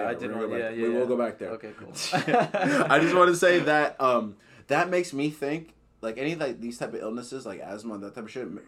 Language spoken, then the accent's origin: English; Canada; Dude, I'm Canadian.